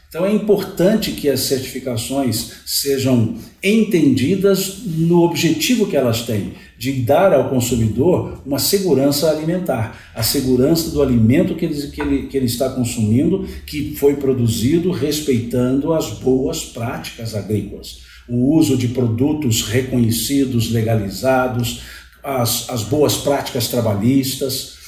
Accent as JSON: {"language": "Portuguese", "area": "Cerrado", "region": "Minas Gerais", "country": "Brazil", "said": "Eu estou no Cerrado há muitos anos, eu sou do Cerrado"}